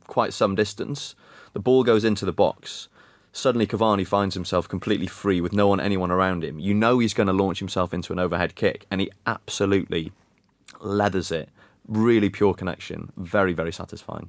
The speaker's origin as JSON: {"language": "English", "region": "Wales", "country": "United Kingdom", "said": "as a Welshman"}